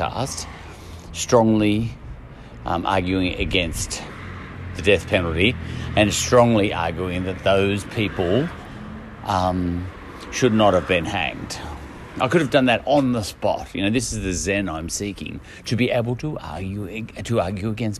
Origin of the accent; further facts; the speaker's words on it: Australia; I come from Australia